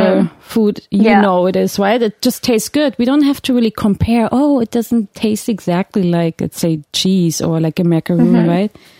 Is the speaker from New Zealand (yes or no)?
no; Germany; now in Canada; I grew up in Germany